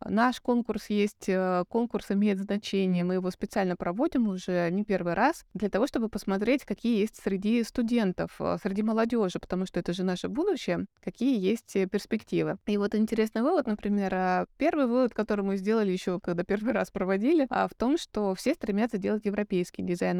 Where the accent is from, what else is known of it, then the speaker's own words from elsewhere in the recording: Novosibirsk, Novosibirsk Oblast, Russia; я сама из Новосибирска